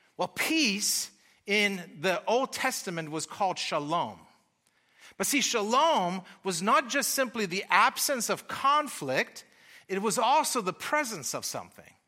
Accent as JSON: {"language": "English", "country": "Germany", "tie": "born or raised there", "also_born_or_lived": "Austin", "accent": "German", "moved": "yes", "lives_now": "United States", "said": "I am from Germany"}